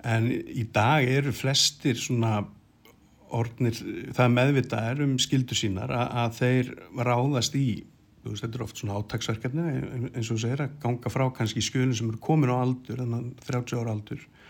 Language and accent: Icelandic; Keflavík, Southern Peninsula, Iceland; ég er semst úr Keflæk